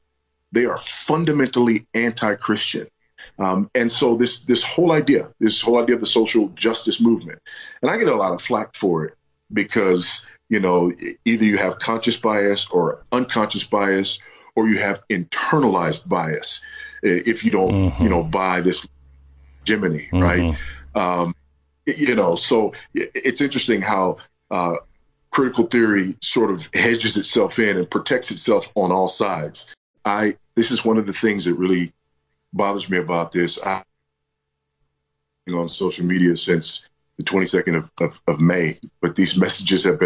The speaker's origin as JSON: {"language": "English", "country": "United States", "moved": "as an adult", "said": "I'm also an American who, as an expat in a foreign country"}